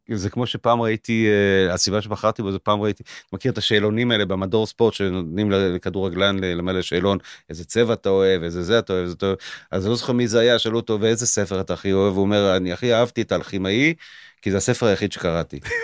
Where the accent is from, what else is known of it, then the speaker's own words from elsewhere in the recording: Israel; אני יותר ישראלי, כך הרגשתי כל החיים